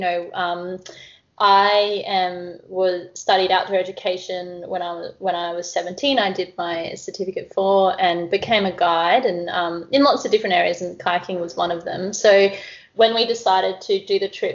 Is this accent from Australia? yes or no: yes; Cairns, Queensland, Australia; I grew up in the, you know, in the wet tropics next to the reef up here in Cairns